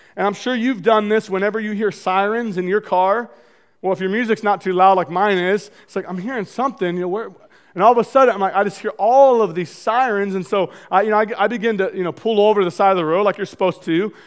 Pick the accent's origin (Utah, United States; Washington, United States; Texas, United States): Washington, United States; Marysville; I grew up in North Marysville, two older brothers